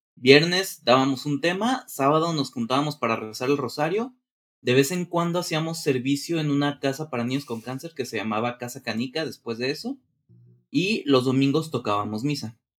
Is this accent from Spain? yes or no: no; Guadalajara, Jalisco, Mexico; yo nací en Guadalajara, Jalisco, de aquí de México